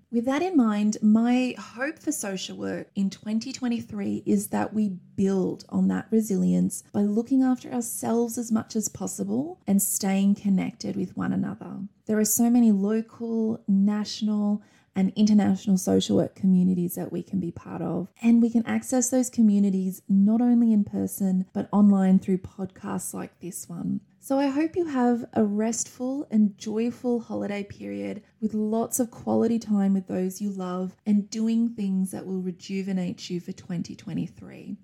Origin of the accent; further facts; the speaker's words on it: Wagga Wagga, New South Wales, Australia; an Australian social work educator. It is such a pleasure to be joining you for this special episode from my hometown of Wagga Wagga